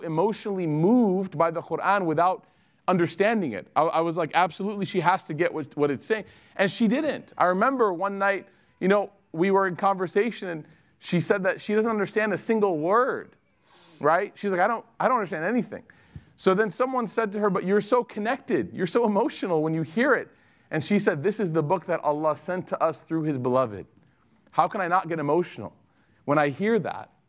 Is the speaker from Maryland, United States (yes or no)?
no; Chicago, Illinois, United States; a woman that I grew up with in Chicago